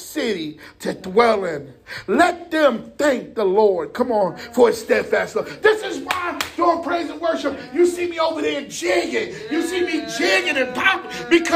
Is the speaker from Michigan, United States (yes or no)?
no; Jersey City, New Jersey, United States; moved away; I'm from Jersey City.